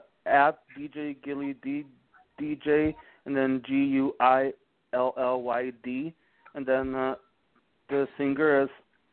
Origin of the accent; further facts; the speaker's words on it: Torrance, California, United States; I'm from Torrance, California.